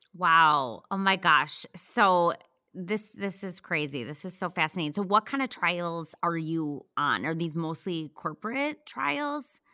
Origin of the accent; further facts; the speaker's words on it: Wisconsin, United States; moved away; I was from Wisconsin